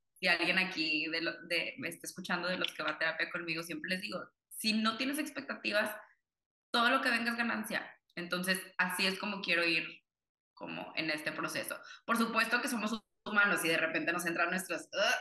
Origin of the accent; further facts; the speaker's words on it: Monterrey, Nuevo León, Mexico; also born or lived in Cuba; yo nací en Cuba, toda mi familia es cubana, pero me crié aquí en Monterrey